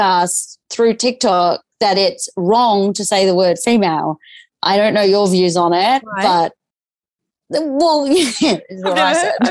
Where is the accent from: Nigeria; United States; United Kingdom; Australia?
Australia; also born or lived in Newcastle; I am Australian